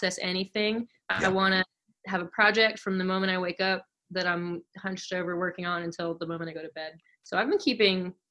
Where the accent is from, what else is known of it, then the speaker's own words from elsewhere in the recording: New York City, New York, United States; moved away as an adult; now in Philadelphia, United States; I grew up in New York